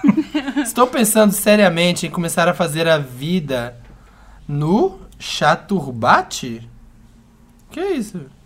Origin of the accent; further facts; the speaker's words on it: Minas Gerais, Brazil; como bom mineiro que sou